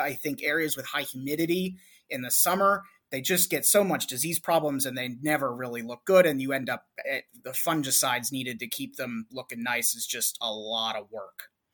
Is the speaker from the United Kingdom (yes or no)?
no; Cleveland, Ohio, United States; I'm from the Northeast Ohio, Cleveland area